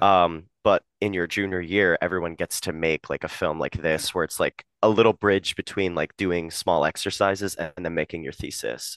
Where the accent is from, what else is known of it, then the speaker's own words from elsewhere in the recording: Harrisburg, Pennsylvania, United States; moved away as an adult; now in New York, United States; I'm from Harrisburg, Pennsylvania